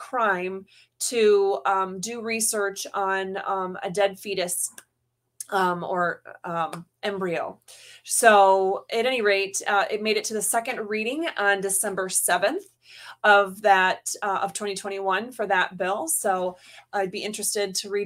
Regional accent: Florida, United States; also born or lived in Upper Peninsula, Michigan; I was born in the UP. I am a Michigander by blood. My grandma and my mom were all born in the same community as me. And Michigan is always going to be a part of me. But when my parents got divorced, I grew up in Florida

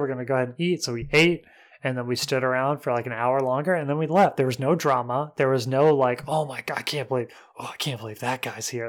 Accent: Mentone, Alabama, United States; moved away; my hometown, Mentone, and it was thirty minutes away from my house

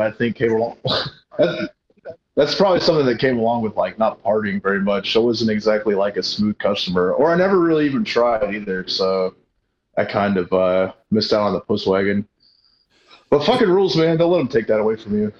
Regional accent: Colorado, United States; moved away; also born or lived in Arkansas; I grew up in Colorado

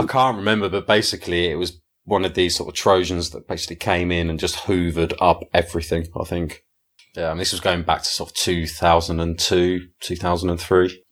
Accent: England, United Kingdom; I'm an Englishman

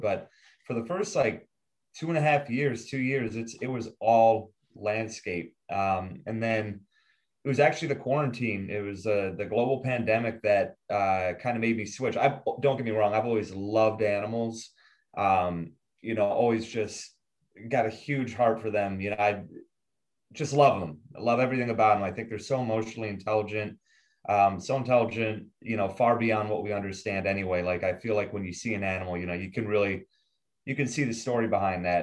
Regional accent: Buffalo, New York, United States; I'm from Buffalo

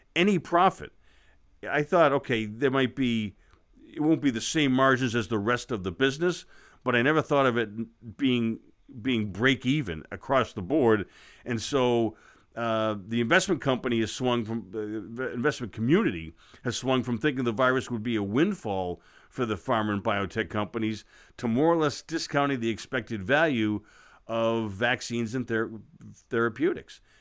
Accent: United States; as an American and as an investor

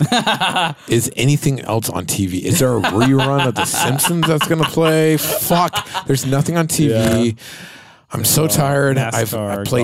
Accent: Sacramento, California, United States; I am from Sacramento, born and raised.

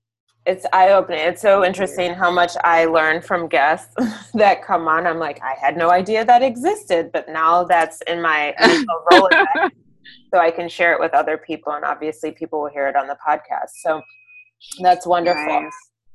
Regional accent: Nigeria; And so we're very Nigerian in many ways, right?

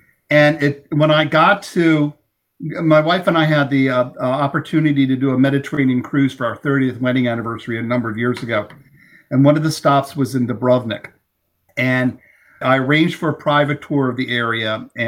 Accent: Maryland, United States; I'm from Maryland. I live and breathe Old Bay seasoning. It's in my blood.

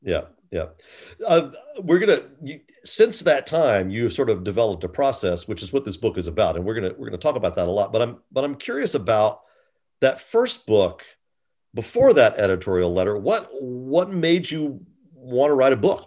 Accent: United States; I am also an American

